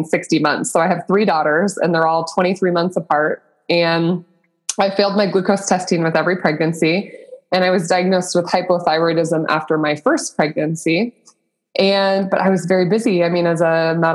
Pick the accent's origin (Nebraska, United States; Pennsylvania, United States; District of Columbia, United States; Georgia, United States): Nebraska, United States; I'm born and raised in Nebraska